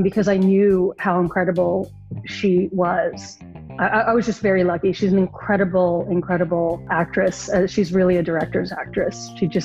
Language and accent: English; Lubbock, Texas, United States; growing up in Lubbock, Texas